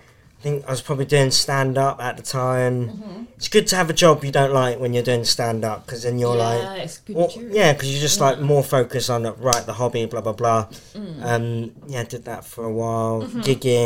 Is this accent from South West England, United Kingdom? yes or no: yes; South West England, United Kingdom; because they're Bristolians, and I'm from West Country.